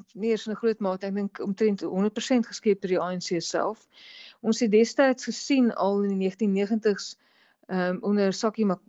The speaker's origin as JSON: {"language": "Afrikaans", "country": "South Africa", "said": "ons as Suid-Afrikaners"}